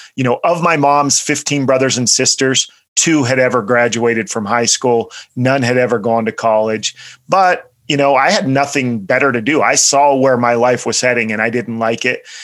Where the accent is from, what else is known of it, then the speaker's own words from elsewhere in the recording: central Pennsylvania, United States; I grew up in uh, central Pennsylvania